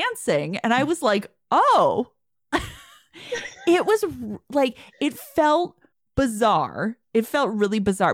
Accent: Chicago, Illinois, United States; accent: Midwestern; moved away; I grew up in Chicago

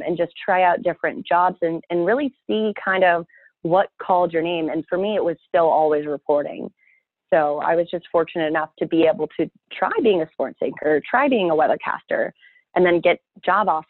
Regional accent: an hour from Bakersfield, California, United States; moved away as an adult; I got a job offer over in Bakersfield, which was just an hour away from my hometown

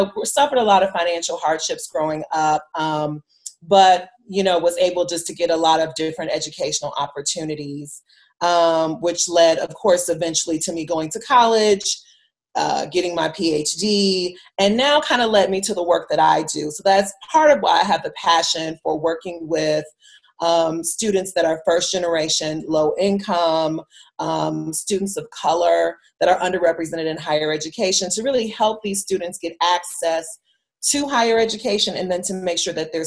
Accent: Chicago, Illinois, United States; I'm originally from Chicago, and I grew up mainly in the city of Chicago, and then later on we moved to the suburbs for high school.

